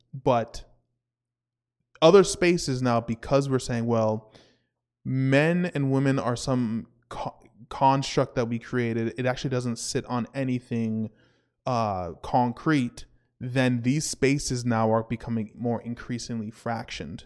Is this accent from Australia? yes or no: no; Canada